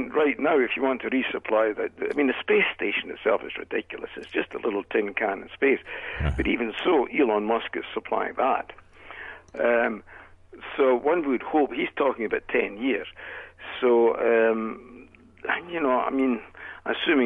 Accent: Scotland, United Kingdom; now in Canada; being from Scotland originally

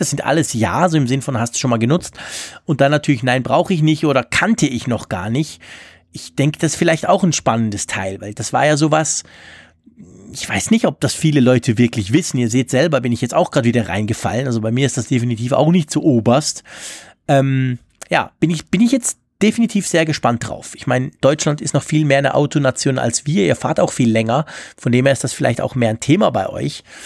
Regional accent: Switzerland; als Schweizer

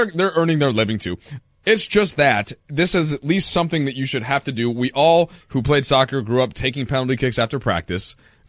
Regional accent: Minnesota, United States; I'm from Minnesota originally, the home of many Scandinavians.

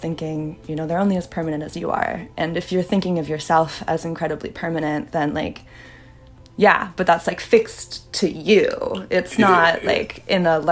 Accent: the Bay Area, California, United States; I'm like from the Bay. I grew up like hiking, backpacking all around California.

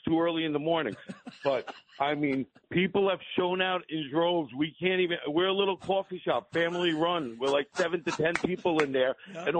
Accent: Syosset, New York, United States; also born or lived in Greece; I grew up in Syosset, Woodbury. I mean, I was probably like one of five Greek kids over there, and they took us in, and I came off the boat.

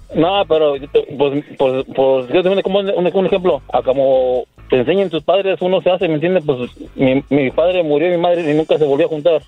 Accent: Querétaro, Mexico; Yo soy de Querétaro

